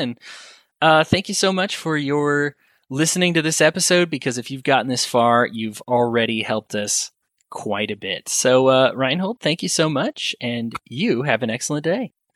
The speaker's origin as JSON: {"language": "English", "country": "United States", "said": "As American people"}